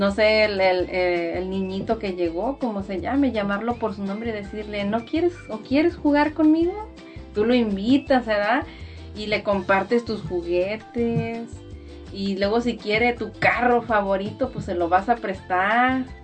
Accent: Mexico; nosotras las que estamos aquí, que somos de México, nos llaman mexicanas porque somos de México.

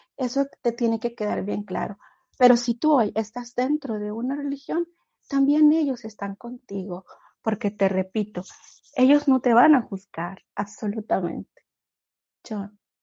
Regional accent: Honduras; moved away as an adult; now in United States

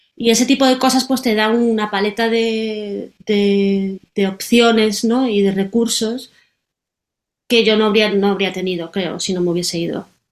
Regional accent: Galicia, Spain; moved away as an adult; now in Berlin, Germany; yo soy gallega

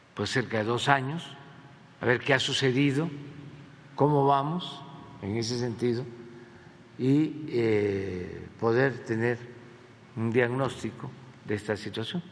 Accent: Tabasco, Mexico; moved away as an adult; now in Mexico City, Mexico; siendo tabasqueño

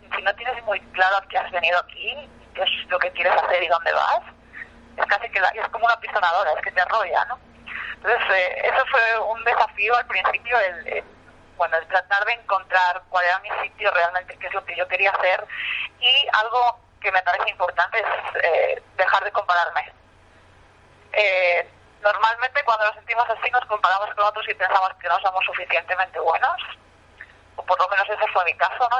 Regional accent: Spain; moved away as an adult; now in New York, United States; soy de Nueva York, yo soy española, ya quien me esté escuchando seguro que mi acento lo ha detectado inmediatamente

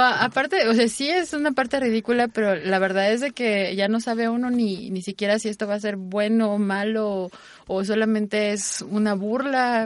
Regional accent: Mexico; porque los mexicanos teníamos éramos más bajitos

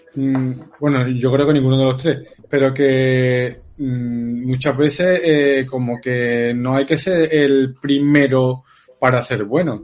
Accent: Seville, Andalusia, Spain; soy sevillano, ¿qué, qué acento voy a tener?

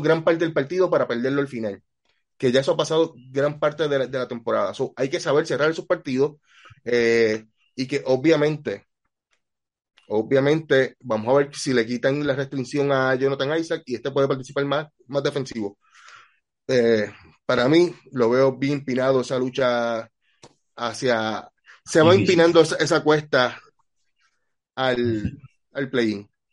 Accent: Puerto Rico; yo soy de Puerto Rico

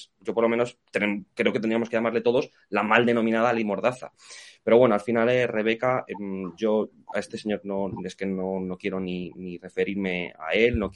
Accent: Spain; los que nos sentimos desprotegidos somos todos los españoles

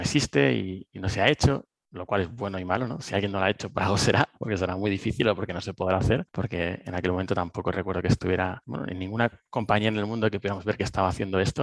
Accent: Cartagena, Region of Murcia, Spain; moved away as an adult; now in Madrid, Spain; soy de Cartagena, me vine a Madrid a estudiar teleco

